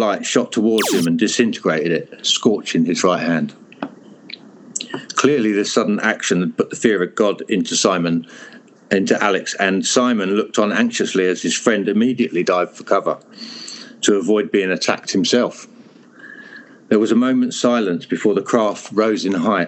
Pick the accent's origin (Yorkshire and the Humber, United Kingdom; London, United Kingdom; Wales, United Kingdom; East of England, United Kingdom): East of England, United Kingdom; Hertfordshire; moved away; also born or lived in Europe